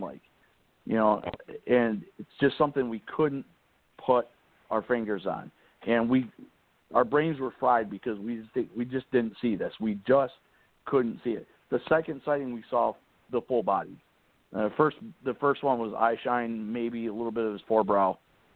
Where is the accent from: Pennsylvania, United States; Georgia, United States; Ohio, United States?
Pennsylvania, United States; I'm from Pennsylvania